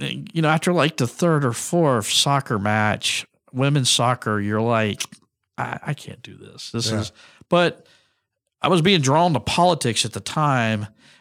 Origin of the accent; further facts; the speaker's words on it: North Carolina, United States; born there; also born or lived in Florida; Well, so I kind of moved around a lot. I was born in North Carolina. My father was Air Force, so we moved around. I lived on Eglin Air Force Base for a time in Florida